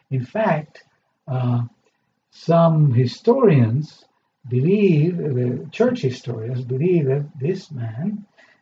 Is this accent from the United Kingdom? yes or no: no; Argentina; moved away; I come from a culture that is partly Jewish and partly Italian. Okay? And I grew up in Argentina, in South America.